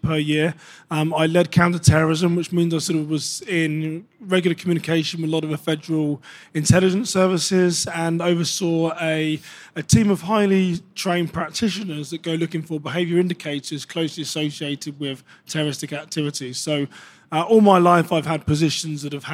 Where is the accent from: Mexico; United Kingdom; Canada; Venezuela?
United Kingdom; moved away as an adult; now in United States; I've got a background as a British law enforcement officer. When I first emigrated here to the US